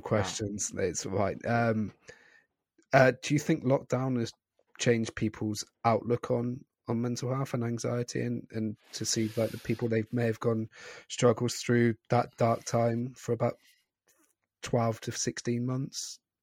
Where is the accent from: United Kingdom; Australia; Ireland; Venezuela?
United Kingdom; Scotland; I'm also Scottish